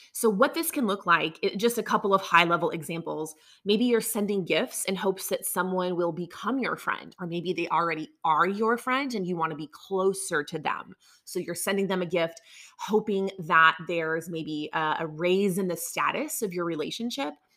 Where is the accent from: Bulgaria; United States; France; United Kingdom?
United States; the South; I grew up down here in the South in a conservative world where everything is yes, ma'am, no, ma'am, thank you, yes, sir all of those things.